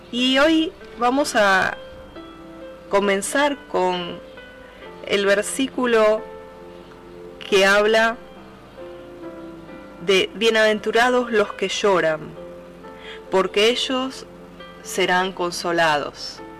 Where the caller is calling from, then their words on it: Buenos Aires, Argentina; Desde Buenos Aires, Argentina, te hablo